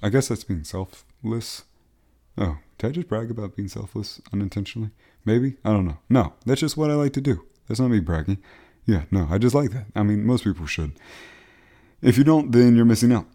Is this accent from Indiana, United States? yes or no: no; Beaufort, South Carolina, United States; moved away; my hometown of Beaufort, South Carolina